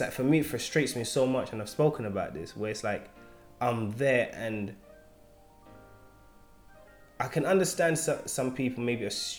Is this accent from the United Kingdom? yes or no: yes; London, United Kingdom; I'm from East London.